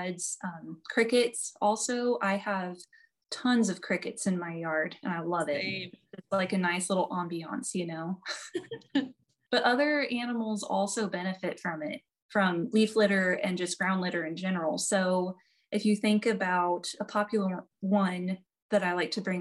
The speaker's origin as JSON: {"language": "English", "town": "Norton", "region": "Kansas", "country": "United States", "tie": "born or raised there", "said": "So I grew up in Northwest Kansas around Norton, like in Norton, Decatur County."}